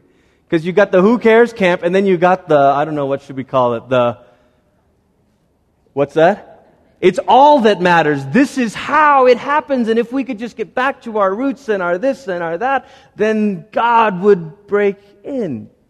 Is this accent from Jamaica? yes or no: no; Malaysia; now in United States; I grew up in Malaysia. I'm 34 years old now. Cumulatively, altogether, I've lived in Malaysia for about 14 of those years and lived in America for about 20 of those years.